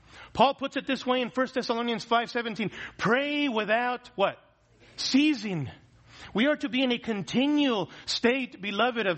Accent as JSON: {"language": "English", "country": "United States", "said": "as American Christians"}